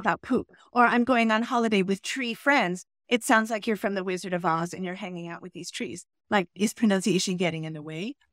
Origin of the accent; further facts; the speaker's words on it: United States; moved away as an adult; also born or lived in Brooklyn, New York / Chicago suburb, Illinois; now in Berlin, Germany; I was born in Brooklyn, and that is one of my favorite places in the world, where there are, I think, over one hundred recognized cultures and languages. And then my father got a new job, so then I moved to a suburb of Chicago